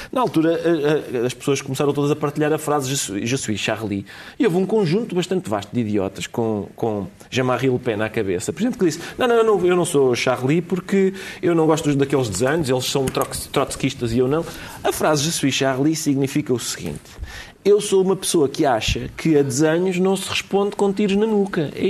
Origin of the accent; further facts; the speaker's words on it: Portugal; e eu uh, realizo-me enquanto lusitano a escutá-los.